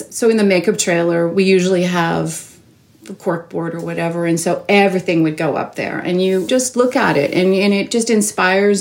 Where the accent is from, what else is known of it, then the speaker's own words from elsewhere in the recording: Toronto, Ontario, Canada; I grew up in Toronto, born and raised